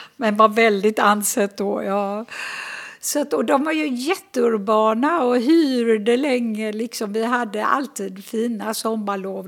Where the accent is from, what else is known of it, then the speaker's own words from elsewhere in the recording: Gothenburg, Västra Götaland, Sweden; moved away as an adult; also born or lived in Jerusalem / Sörmland / Österlen; Jag är född och uppvuxen i Göteborg